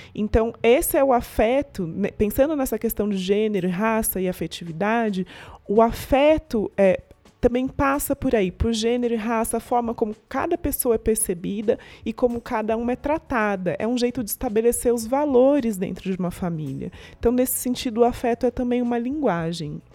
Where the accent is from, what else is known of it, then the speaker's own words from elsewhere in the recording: interior of São Paulo, Brazil; Eu sou do interior de São Paulo, todo mundo era branco, vivia num mundo muito branco